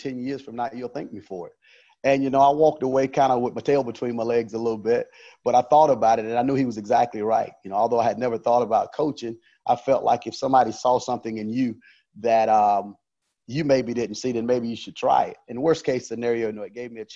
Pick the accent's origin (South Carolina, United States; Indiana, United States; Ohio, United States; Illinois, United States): South Carolina, United States; Woodruff; moved away; I'm from Woodruff, South Carolina. I played at a 2A high school in Woodruff, South Carolina